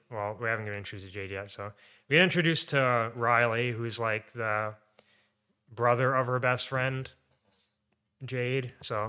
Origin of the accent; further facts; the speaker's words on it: Canada; Because we're Canadian, so.